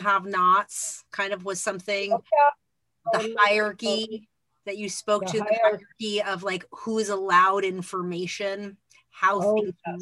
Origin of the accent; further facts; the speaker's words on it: Phoenix, Arizona, United States; I grew up in Phoenix